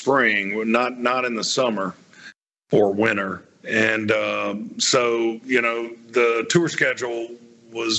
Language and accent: English; the South, United States; growing up in the South